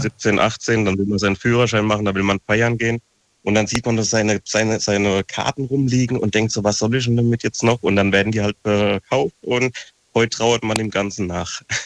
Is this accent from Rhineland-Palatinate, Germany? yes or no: yes; Frankenthal, Rhineland-Palatinate, Germany; ich bin ja aus Frankenthal